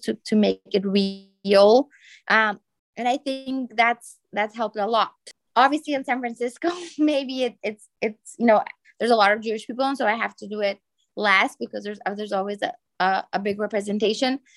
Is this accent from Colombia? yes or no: no; Bolivia; now in Brazil; I was born in Bolivia. And I mean, now I live in Brazil